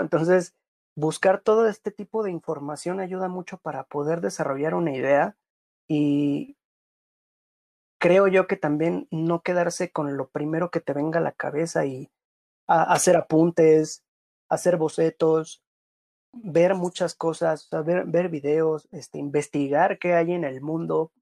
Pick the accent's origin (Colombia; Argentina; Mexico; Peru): Mexico; also born or lived in Playa del Carmen / Cancún